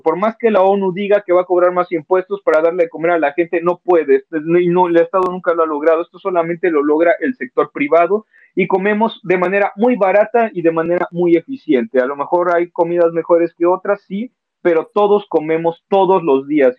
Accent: Mexico

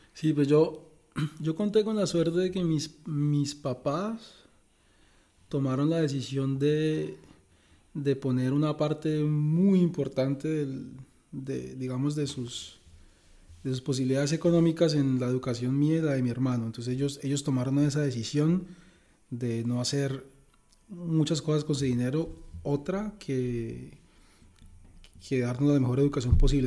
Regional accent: Bucaramanga, Santander, Colombia; moved away as an adult; also born or lived in San Gil, Colombia / Canada / United States / France; now in Eindhoven, Netherlands; Yo soy de Bucaramanga, creado mitad en Bucaramanga, mitad en San Gil

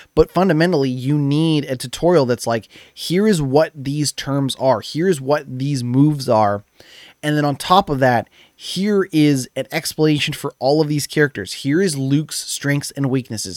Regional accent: Canada; I'm Canadian

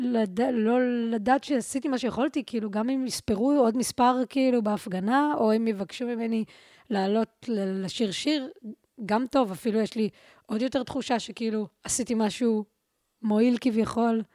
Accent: Tel Aviv, Tel Aviv District, Israel; גדלתי ברחוב מה זה, ממש כאילו מול בית ספר לאומנויות

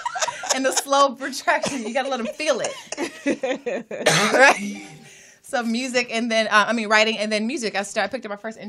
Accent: Atlanta, Georgia, United States; also born or lived in Jackson, Mississippi; I'm from Jackson, Mississippi, y'all. And I was raised in Atlanta, Georgia, so I'm Southern all the way.

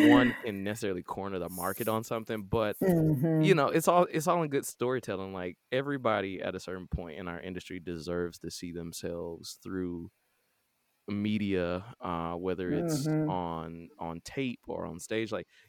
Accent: Atlanta, Georgia, United States; Like my birth certificate say the United States, and I was born at Georgia Baptist, which is now Atlanta Medical, which is now I'm pretty sure Emory or Wellstar. So I'm pretty American.

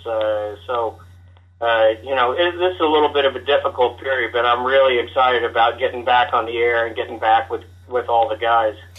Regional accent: Kansas City, Missouri, United States; coming from uh, the Kansas City area

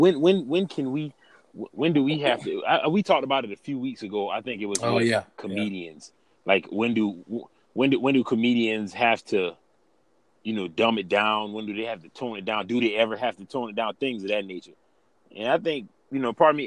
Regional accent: Alvin, South Carolina, United States; I'm from Alvin, South Carolina. Everybody know me. I'm Southern. I'm from Alvin.

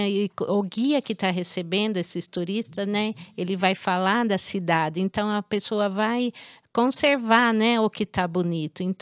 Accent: Araras, São Paulo, Brazil; Eu sou, minha família, todo mundo é de Araras.

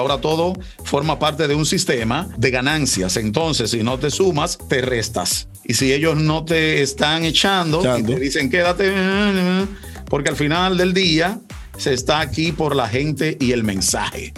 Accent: Dominican Republic; Los dominicanos somos

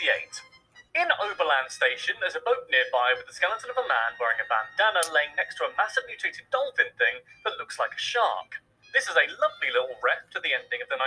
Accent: United Kingdom; Being British

